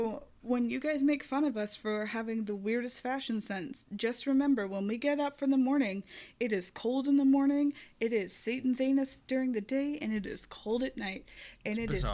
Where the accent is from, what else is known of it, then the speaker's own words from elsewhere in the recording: Tennessee, United States; It technically is my home state.